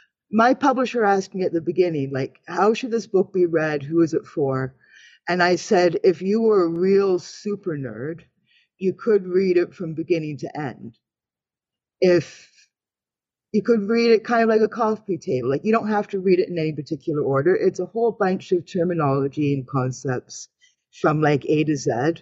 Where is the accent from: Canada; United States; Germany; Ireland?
Canada; Because I'm a Canadian woman.